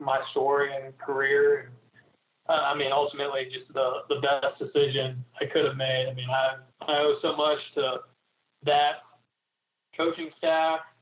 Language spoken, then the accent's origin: English; Gainesville, Florida, United States; I grew up in Gainesville. I was a big Gator fan